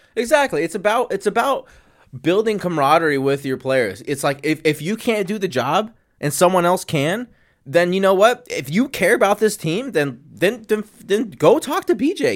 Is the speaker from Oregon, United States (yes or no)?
no; San Diego, California, United States; I'm from San Diego